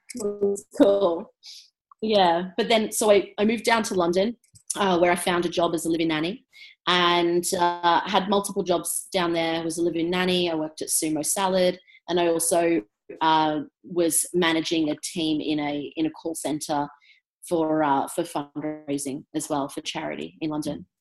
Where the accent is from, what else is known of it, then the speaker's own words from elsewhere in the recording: Brisbane, Queensland, Australia; also born or lived in England; I was born in England, moved to Brisbane when I was four. And um, so, yeah, lived in Brisbane most of my life